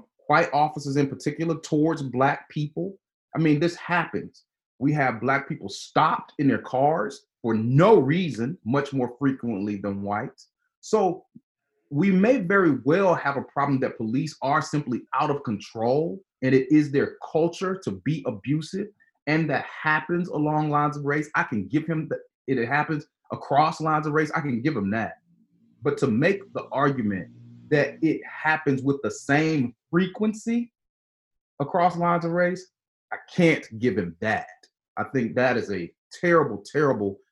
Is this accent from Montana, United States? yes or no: no; Georgia, United States; now in Louisville, United States; my home state of Georgia